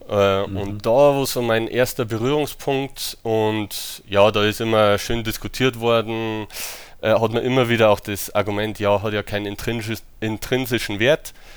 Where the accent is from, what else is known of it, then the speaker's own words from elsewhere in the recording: Germany; also born or lived in United States; ich bin in den USA geboren. Äh, meine Mutter ist Amerikanerin äh, und mit drei Jahren bin ich dann nach Deutschland gekommen